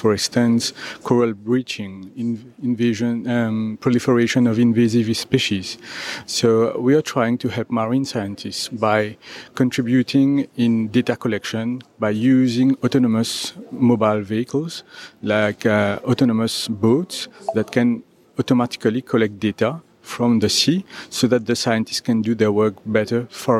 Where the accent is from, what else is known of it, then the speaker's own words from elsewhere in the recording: Mauritius; I am from Mauritius